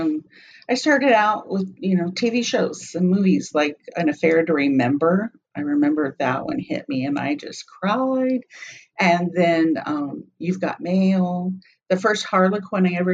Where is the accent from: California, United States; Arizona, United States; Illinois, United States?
Arizona, United States; moved away as an adult; also born or lived in Dallas / Miami / Seattle; I was born and raised in Arizona, but I did spend a few years outside Dallas, Miami, Seattle. I was glad to come back home